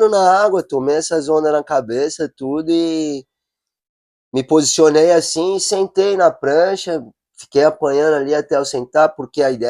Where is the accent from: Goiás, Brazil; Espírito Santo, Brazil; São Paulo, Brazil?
São Paulo, Brazil; eu sou de São Paulo, ah. né? Natural de São Paulo